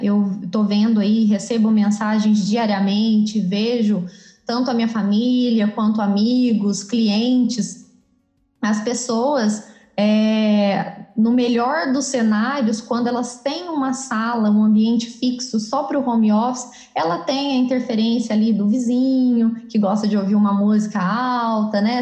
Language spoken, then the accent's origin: Portuguese; Campos Gerais, Minas Gerais, Brazil; moved away as an adult; now in Campinas, Brazil; sou mineira, né, sou natural da cidade de Campos Gerais e atualmente moro em Campinas, moro aqui já faz oito anos.